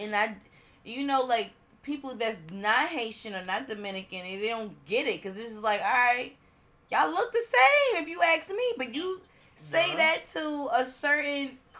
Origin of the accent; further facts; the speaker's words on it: Philippines; And you come across an older Filipino man or woman, and you tell them, I'm Filipino too. They want to know how.